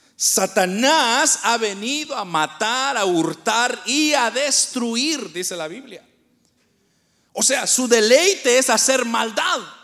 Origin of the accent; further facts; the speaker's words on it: Guatemala; moved away; nosotros somos de Guatemala, pero nosotros venimos de un lugar bien pobre, de, una aldea nosotros venimos